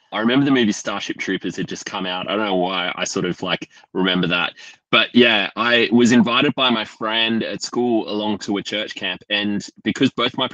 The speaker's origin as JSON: {"language": "English", "town": "Canberra", "region": "Australian Capital Territory", "country": "Australia", "tie": "born or raised there", "said": "I grew up in Canberra"}